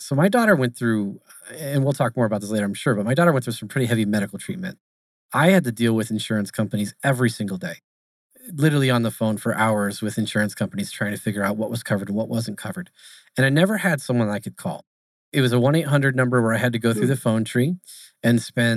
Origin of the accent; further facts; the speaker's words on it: Arizona, United States; I'm born and raised in Arizona. So I stayed here. I never left